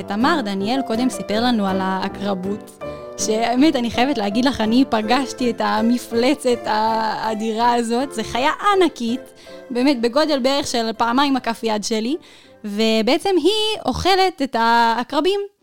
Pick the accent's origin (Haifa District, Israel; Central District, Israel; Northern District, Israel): Northern District, Israel; אני מהצפון.